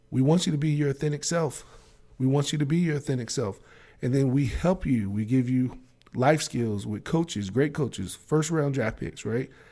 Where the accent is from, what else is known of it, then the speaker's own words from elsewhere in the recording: Maryland, United States; accent: Maryland; my Maryland accent